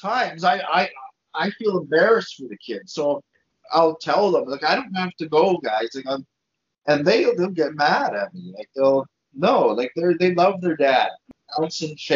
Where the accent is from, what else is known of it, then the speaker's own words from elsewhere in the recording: Montreal, Quebec, Canada; now in Alberta, Canada; I'm from Montreal